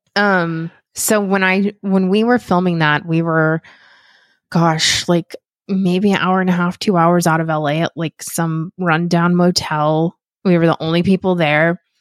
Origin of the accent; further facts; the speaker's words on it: Las Vegas, Nevada, United States; moved away as an adult; now in Los Angeles, United States; I'm from Las Vegas originally, and I've been living out in Los Angeles for, oh, eleven years now